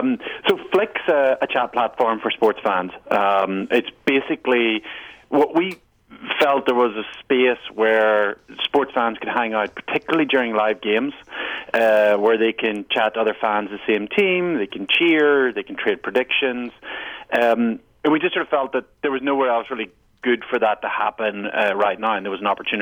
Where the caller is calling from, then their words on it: New York, United States; I'm calling here from New York.